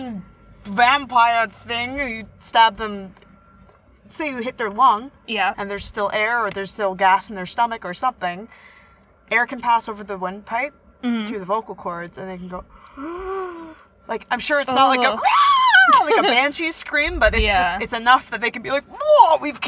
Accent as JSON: {"language": "English", "country": "Canada", "said": "We're from Canada"}